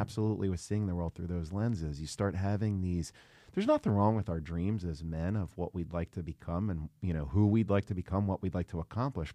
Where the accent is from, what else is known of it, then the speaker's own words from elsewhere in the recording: Ventnor City, New Jersey, United States; I'm from Ventnor, New Jersey. I grew up a block and a half from the beach next to Atlantic City